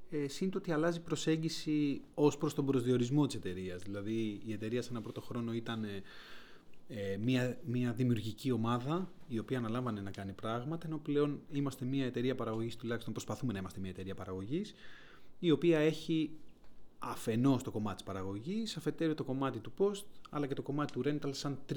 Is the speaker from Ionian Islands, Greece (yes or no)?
no; Athens, Attica, Greece; Για μένα είναι ούτως ή άλλως το εξωτικό άλλο, γιατί είμαι από την Αθήνα, επομένω mm.